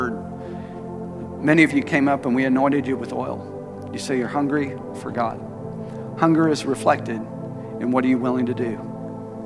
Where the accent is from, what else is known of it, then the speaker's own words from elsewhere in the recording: Tulsa, Oklahoma, United States; He was my pastor growing up in Tulsa